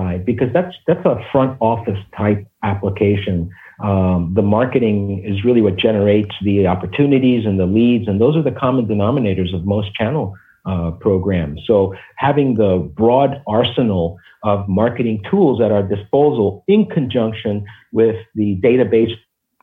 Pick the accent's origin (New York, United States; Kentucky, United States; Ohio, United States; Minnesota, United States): New York, United States; New York City; also born or lived in Cuba / Miami; I was born in Cuba. And when we came in the 60s to the United States, it was quite a journey for us coming from this tropical paradise, and we moved to the Bronx.